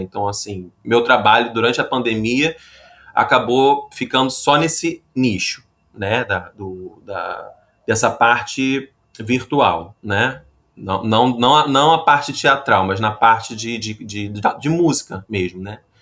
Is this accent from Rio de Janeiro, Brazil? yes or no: yes; Rio de Janeiro, Brazil; sou carioca e trabalho com figurino